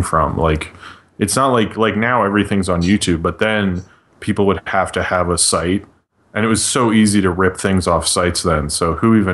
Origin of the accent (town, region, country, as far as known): Baltimore, Maryland, United States; moved away